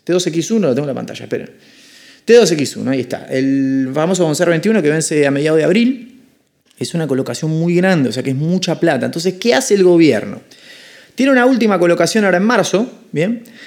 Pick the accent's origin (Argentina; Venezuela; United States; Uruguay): Argentina